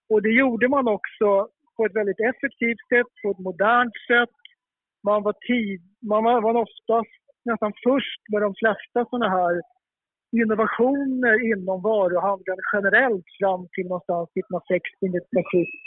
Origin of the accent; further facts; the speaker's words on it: Stockholm County, Sweden; Jag som är uppvuxen i ja, söder om Stockholm